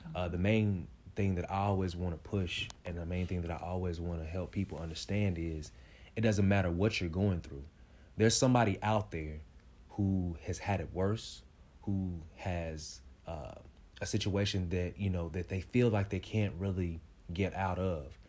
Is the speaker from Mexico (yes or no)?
no; Kansas City, Kansas, United States; I'm from Wyandotte County, uh, K C K, you know, the best, the best one